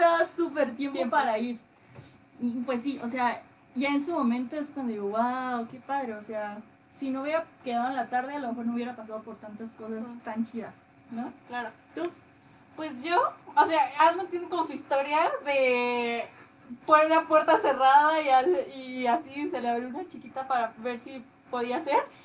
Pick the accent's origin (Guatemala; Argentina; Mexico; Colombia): Mexico; La Paz, Baja California Sur; moved away as an adult; now in Pachuca, Mexico; Nosotras no somos de aquí de Pachuca, nosotras nacimos en La Paz, Baja California Sur. Y pues allá vimos gran parte de nuestra vida.